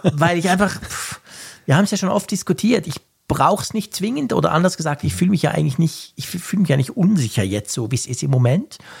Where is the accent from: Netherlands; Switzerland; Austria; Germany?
Switzerland; bei uns in der Schweiz